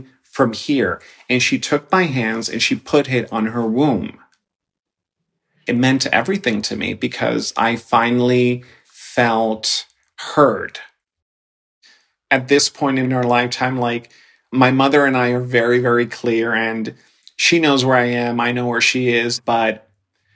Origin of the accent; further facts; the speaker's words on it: New York City, New York, United States; also born or lived in Dominican Republic; I was born in the Dominican Republic, and I was brought to the United States, specifically the Bronx, when I was 6 years old.